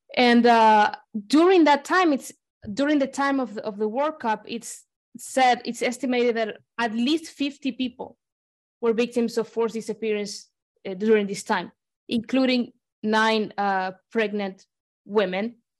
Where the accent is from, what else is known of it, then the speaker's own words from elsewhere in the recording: Argentina; I'm from Argentina